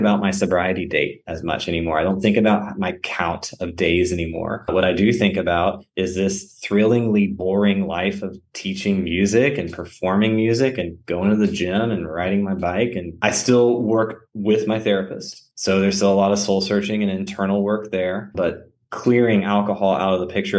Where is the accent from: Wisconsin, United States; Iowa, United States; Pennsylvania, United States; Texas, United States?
Texas, United States; South Central; moved away as an adult; also born or lived in Memphis / North Carolina; growing up in South Central Texas where I didn't know a lot of gay men or really any.